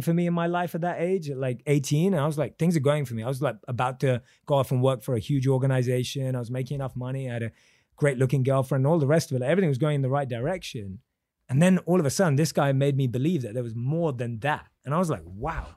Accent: London, United Kingdom; born and raised in London

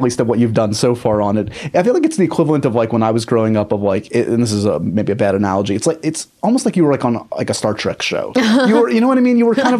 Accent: New York, United States; And being a New Yorker and being someone that...

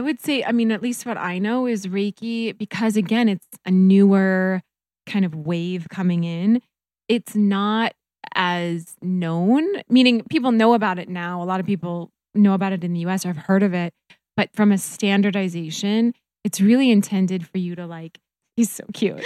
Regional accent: North Dakota, United States; moved away; also born or lived in Minnesota; I grew up in North Dakota

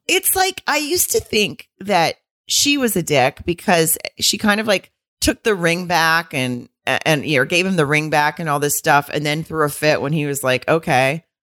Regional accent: Arkansas, United States; people I knew, like, growing up in Arkansas

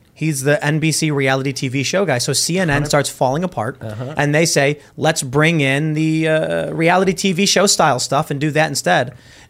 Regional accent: Chicago, Illinois, United States; where are you from? I was like, Chicago. You're like, yeah, me too, where? I was like, oh, by Midway.

